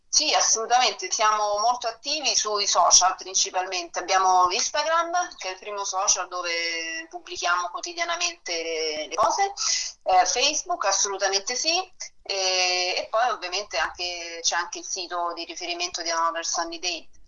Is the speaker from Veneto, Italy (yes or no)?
no; Rome, Lazio, Italy; sono nata e cresciuta a Roma Sud per me è casa Eur, la zona di Roma Sud